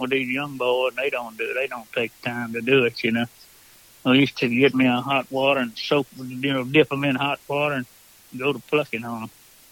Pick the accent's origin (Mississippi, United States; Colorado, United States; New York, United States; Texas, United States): Mississippi, United States; now in St. Francisville, Louisiana, United States; I was raised in Mississippi